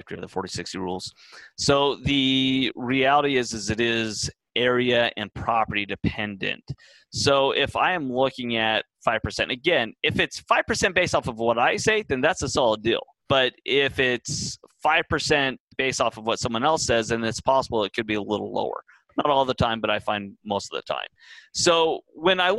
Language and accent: English; Texas, United States; now in California, United States; I'm from Texas primarily.